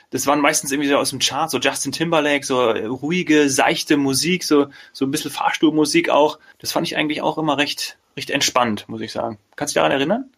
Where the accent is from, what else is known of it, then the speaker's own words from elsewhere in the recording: Germany; ich irgendwie der einzige Deutsche